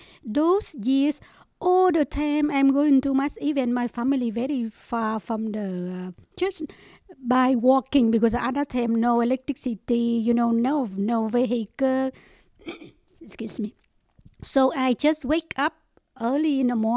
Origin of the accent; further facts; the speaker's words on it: Ho Chi Minh City, Vietnam; English is a second language; moved away; We are come from Saigon. Yeah, Saigon. My parents is come from Saigon, and I born from Saigon also.